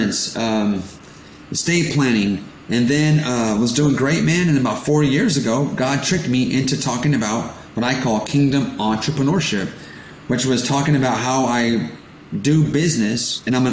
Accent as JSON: {"language": "English", "region": "California", "country": "United States", "tie": "born or raised there", "said": "I was born in California, born in America, but my parents are immigrants from Portugal"}